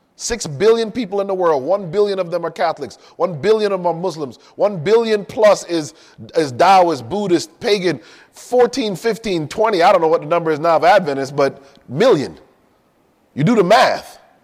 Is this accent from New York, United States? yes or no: no; Hartford, Connecticut, United States; also born or lived in Miami, Florida; now in California, United States; I grew up in Connecticut, in Hartford